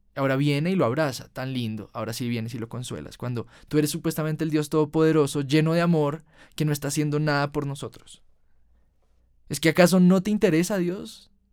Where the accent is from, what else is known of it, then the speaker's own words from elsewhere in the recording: Colombia; En Colombia, en mi país